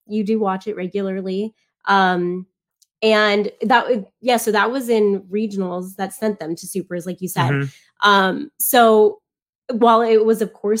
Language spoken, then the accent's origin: English; South Florida, United States; growing up in South Florida, wrestling wasn't big